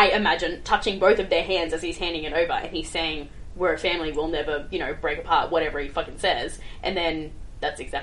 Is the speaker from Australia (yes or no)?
yes; Australia